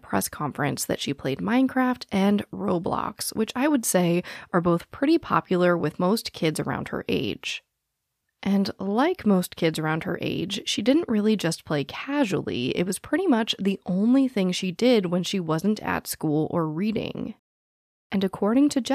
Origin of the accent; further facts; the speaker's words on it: Phoenix, Arizona, United States; I was born and raised in Phoenix, Arizona